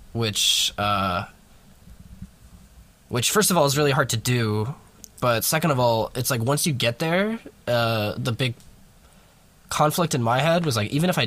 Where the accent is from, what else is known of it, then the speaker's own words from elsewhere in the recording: New York, United States; also born or lived in Peoria, Illinois; I'm back in New York, so I'm from New York, and then I moved to Bradley just in, like, the middle of nowhere.